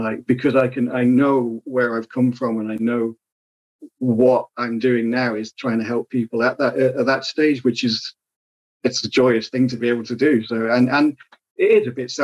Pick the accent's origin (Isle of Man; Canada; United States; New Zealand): Isle of Man; moved away; I grew up in the Isle of Man